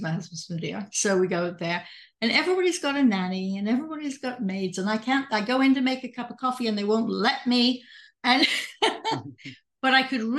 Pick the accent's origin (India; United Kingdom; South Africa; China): United Kingdom; England; also born or lived in Canada; now in United States; I'm English and I came to the States